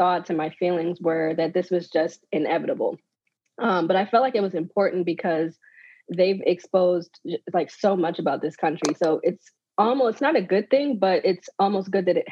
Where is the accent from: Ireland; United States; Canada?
United States; Maryland; I'm from Maryland, but being around DC